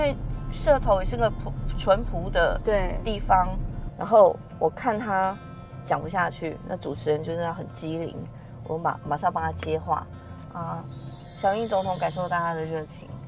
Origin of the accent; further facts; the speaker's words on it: Tainan, Taiwan; 我们嗯。都是台南人